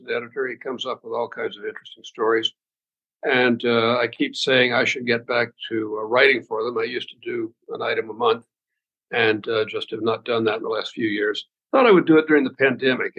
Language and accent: English; Arkansas, United States; now in Boston, United States; I'm from Arkansas